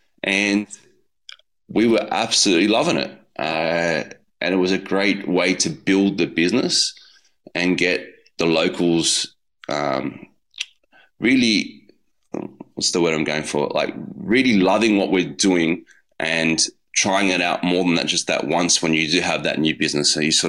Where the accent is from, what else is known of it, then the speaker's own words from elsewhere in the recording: Putney, New South Wales, Australia; That's where I grew up. I grew up in Putney. My grandmother lived in Five Docks, so a lot of amazing delis.